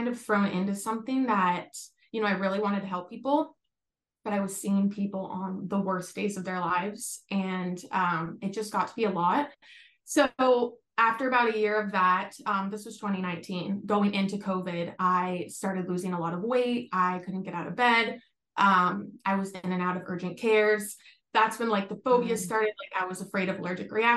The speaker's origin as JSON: {"language": "English", "region": "Florida", "country": "United States", "also_born_or_lived": "Texas", "moved": "as an adult", "lives_now": "California, United States", "said": "I'm actually originally from Florida"}